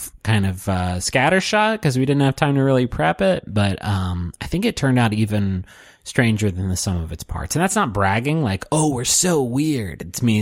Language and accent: English; Pittsburgh, Pennsylvania, United States; I'm from Pittsburgh, Pennsylvania, which is where the show was shot and where Fred Rogers is from. And it reminded me of my childhood and growing up with Mr. Rogers.